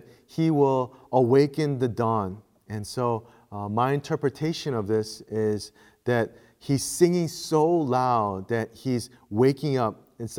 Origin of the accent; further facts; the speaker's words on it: Chicago, Illinois, United States; moved away; growing up in Chicago